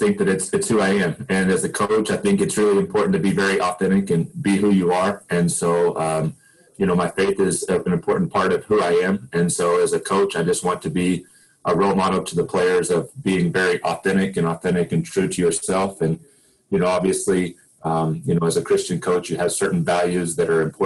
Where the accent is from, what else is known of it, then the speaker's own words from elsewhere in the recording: Oklahoma, United States; I grew up in Oklahoma. I was born in Oklahoma and spent a lot of time here.